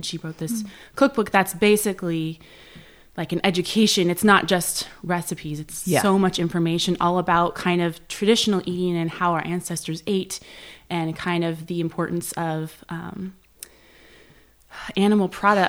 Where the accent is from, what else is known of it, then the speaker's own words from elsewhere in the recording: San Jose, California, United States; San Jose.